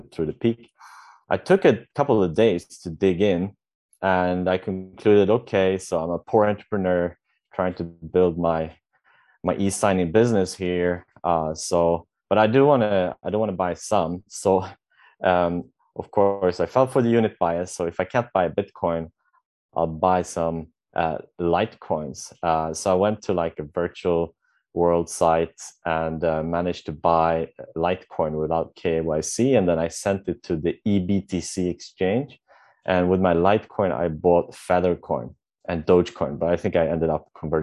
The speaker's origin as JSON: {"language": "English", "country": "Sweden", "tie": "born or raised there", "moved": "as an adult", "lives_now": "Vietnam", "said": "I'm from Sweden, born and raised. My parents are Polish, and I'm currently living in Vietnam since a couple of years"}